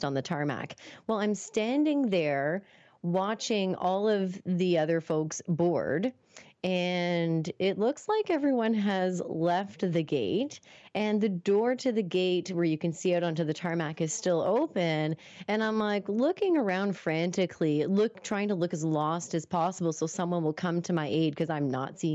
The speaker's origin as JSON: {"language": "English", "town": "Moncton", "region": "New Brunswick", "country": "Canada", "also_born_or_lived": "Toronto", "said": "I was moving back home after finishing up college in Toronto. So I was moving from Toronto back to Moncton"}